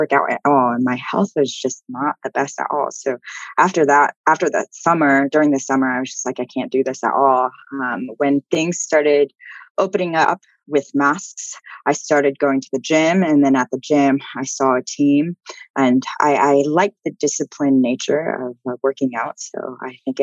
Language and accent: English; Texas, United States; also born or lived in Amsterdam; I'm from Texas